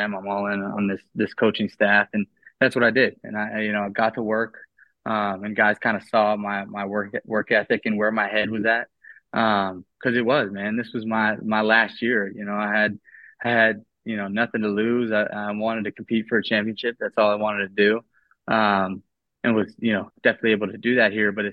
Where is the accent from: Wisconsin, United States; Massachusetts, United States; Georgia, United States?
Massachusetts, United States; Boston; moved away as an adult; now in Los Angeles, United States; Thought about going home because I'm from Boston.